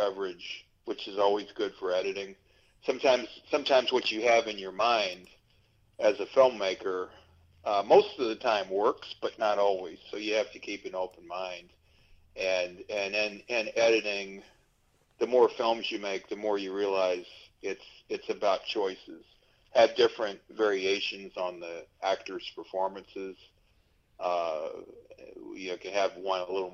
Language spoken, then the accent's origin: English; Louisville, Kentucky, United States; now in Los Angeles, United States; as a kid, I used to sell tip sheets outside Churchill Downs to make a few bucks